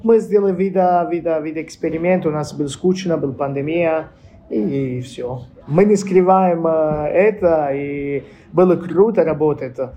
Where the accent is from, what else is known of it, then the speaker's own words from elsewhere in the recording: Tuscany, Italy; Russian is a second language; moved away as an adult; also born or lived in Apulia, Italy; now in Saint Petersburg, Russia; как семья мы из Пуля и переехали в Тоскана